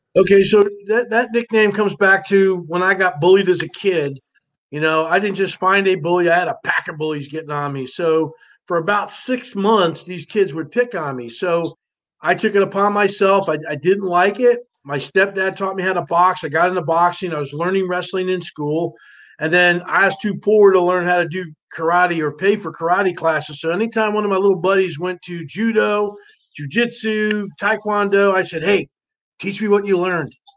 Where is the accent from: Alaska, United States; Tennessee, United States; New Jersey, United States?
New Jersey, United States; I grew up in North Jersey, kind of a tough neighborhood